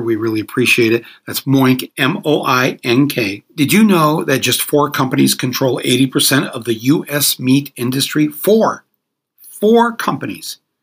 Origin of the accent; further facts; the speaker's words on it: Flint, Michigan, United States; I grew up in Flint, Michigan